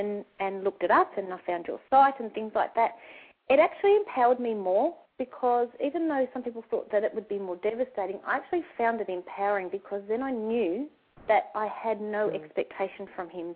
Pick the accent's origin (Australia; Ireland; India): Australia; we're from Australia